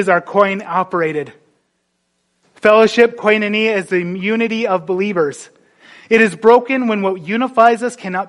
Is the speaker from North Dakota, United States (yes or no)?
yes; North Dakota, United States; moved away; I grew up in North Dakota.